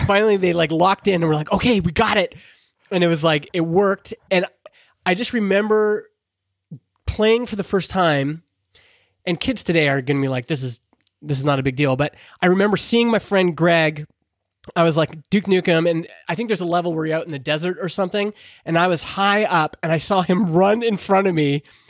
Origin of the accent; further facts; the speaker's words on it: Alberta, Canada; growing up in Alberta in the eighties